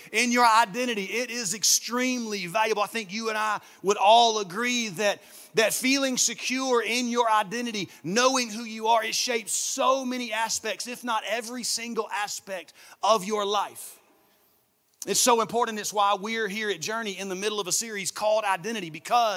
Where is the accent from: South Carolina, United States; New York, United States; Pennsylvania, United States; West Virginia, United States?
South Carolina, United States; Saluda; now in Augusta, United States; I'm actually from a small town in South Carolina, about an hour from here, called Saluda, South Carolina. That's where I'm from. It's where I was born. It's where I was raised. I grew up there on my parents' farm.